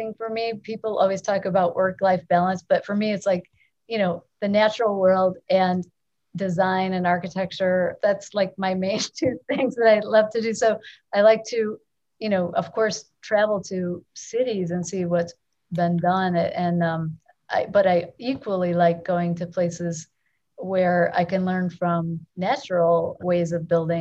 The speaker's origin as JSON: {"language": "English", "town": "Chicago", "region": "Illinois", "country": "United States", "tie": "born or raised there", "said": "it's my hometown"}